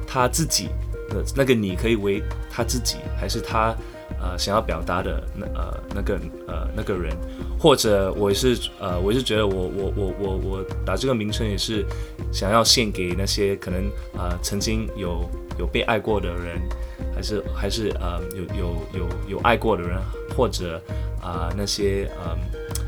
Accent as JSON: {"language": "Chinese", "country": "Singapore", "first_language": "English", "second_language": "Chinese", "said": "我是来自新加坡的创作歌手"}